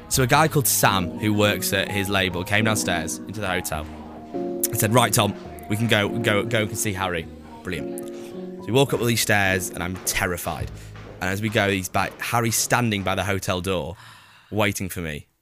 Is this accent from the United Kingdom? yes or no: yes; Preston, North West England, United Kingdom; also born or lived in Cheshire; I'm from Preston, but my family all live in Cheshire